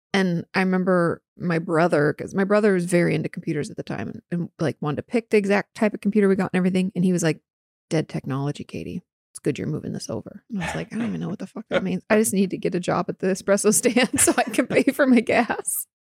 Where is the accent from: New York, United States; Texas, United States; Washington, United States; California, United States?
Washington, United States; Southwest; moved away; in the Pacific Northwest, particularly where I grew up in Washington State and, like, Southwest Washington